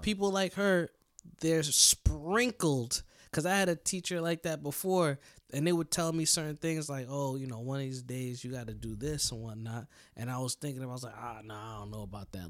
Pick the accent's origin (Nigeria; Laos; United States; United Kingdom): United States; us America, us American people